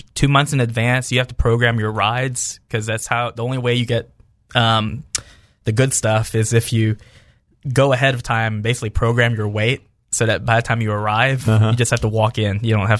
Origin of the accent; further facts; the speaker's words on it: the South, United States; I'm from the South